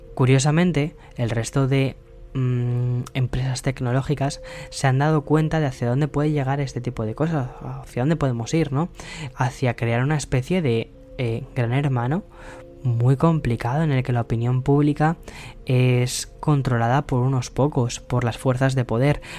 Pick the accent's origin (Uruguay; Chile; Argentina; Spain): Spain; mi país